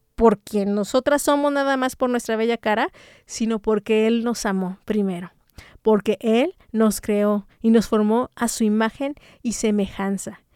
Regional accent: Mexico; como mexicanas

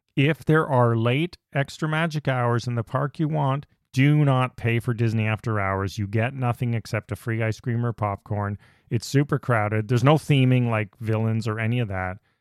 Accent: Canada; We're from Canada

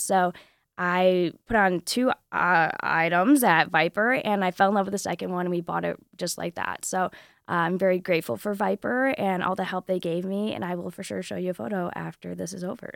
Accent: Southwest Michigan, United States; I'm from Southwest Michigan

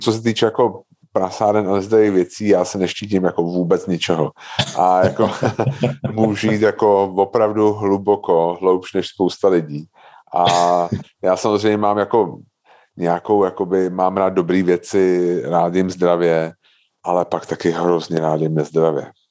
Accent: Prague, Czechia; já jsem jako fakt typický, jako, když to řeknu blbě, jako Pražák

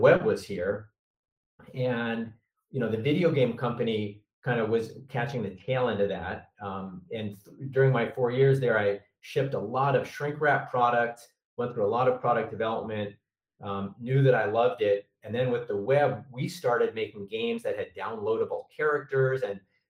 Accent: New York, United States; I grew up in New York

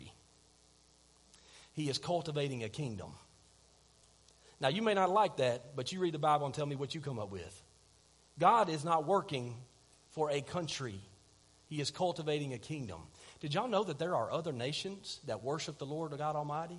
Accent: Clements, Alabama, United States; I'm from Clements

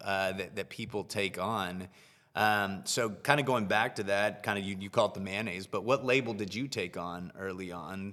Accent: United States; living and growing up in the U S

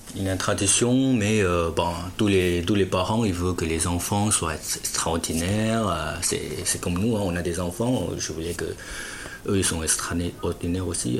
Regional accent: Fujian, China; French is a second language; moved away as an adult; also born or lived in Shanghai; now in Lognes, France

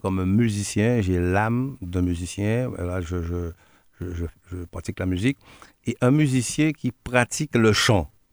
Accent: Guadeloupe; also born or lived in Martinique; je suis Guadeloupéen, né à Guadeloupe, de par Guadeloupéen.

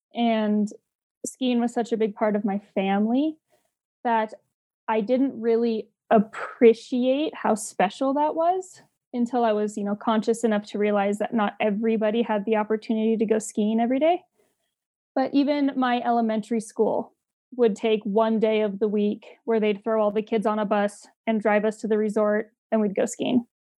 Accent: Sun Valley, Idaho, United States; Well, we all start on Dollar Mountain. So my parents took me skiing on Dollar when I was 3 years old.

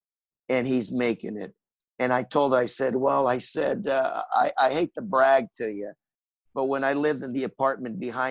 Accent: Anaheim, California, United States; I went to the same apartments I grew up in Anaheim

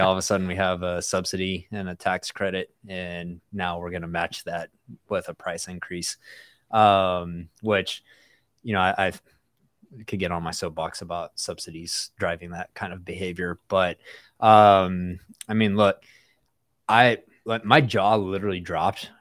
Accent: West Texas, United States; I'm from West Texas

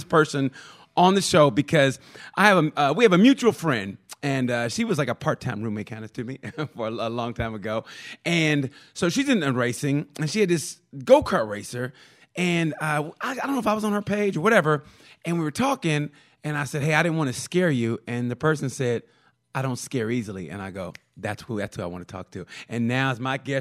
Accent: United States; I'm American

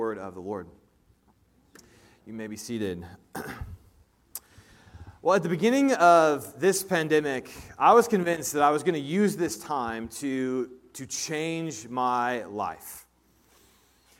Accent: Indianapolis, Indiana, United States; now in Kansas City, United States; I grew up in Indianapolis, Indiana

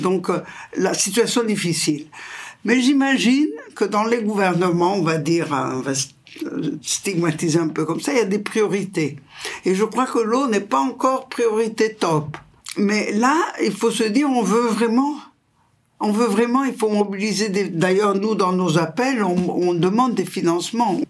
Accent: Italy; French is a second language; je suis italienne et je suis dans la région du Pau, qui est le fleuve le plus important d'Italie

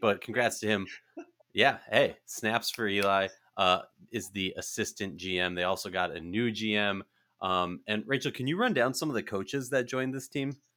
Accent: Minnesota, United States; in Minnesota, my, uh, my hometown, where, where I'm from

